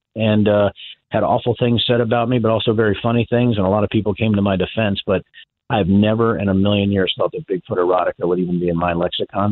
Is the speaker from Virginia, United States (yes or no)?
yes; Virginia, United States; moved away; I was originally from Virginia, my dad was an electrician